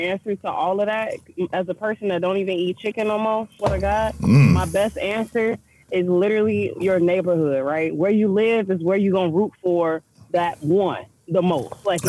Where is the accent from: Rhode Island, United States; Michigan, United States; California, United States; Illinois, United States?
Illinois, United States; Chicago; I'm literally Southeast. So the hundreds, more so like Pullman, Roseland area. That's where I grew up.